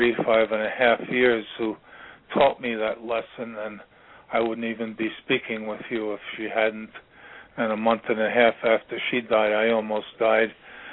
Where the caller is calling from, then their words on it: Virginia, United States; I'm calling from Virginia